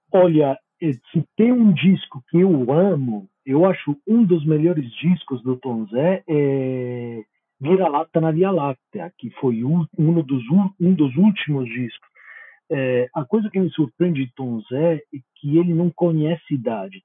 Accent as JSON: {"language": "Portuguese", "country": "Italy", "second_language": "Portuguese", "said": "eu como italiano"}